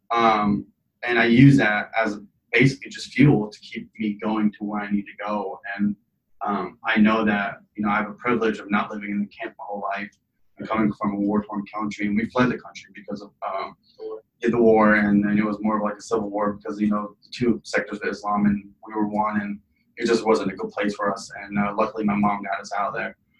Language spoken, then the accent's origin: English; Lincoln, Nebraska, United States; also born or lived in Iraq; I'm originally from Iraq. Came to Lincoln, Nebraska when I was seven. Raised here.